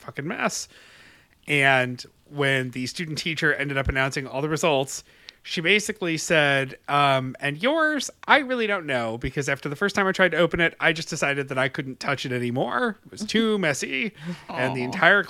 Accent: Webster, New York, United States; born or raised there

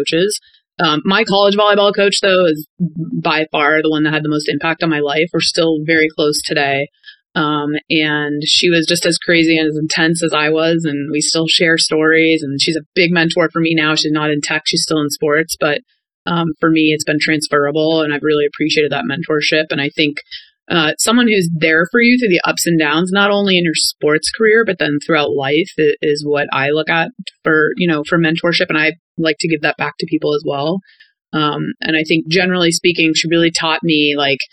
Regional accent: Cape Cod, Massachusetts, United States; moved away as an adult; also born or lived in Ohio / Florida / Boston; being born and raised on Cape Cod

